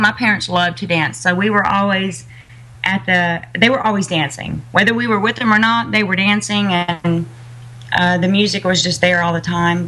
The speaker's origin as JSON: {"language": "English", "town": "Uvalde", "region": "Texas", "country": "United States", "tie": "born or raised there", "said": "I'm a Texan"}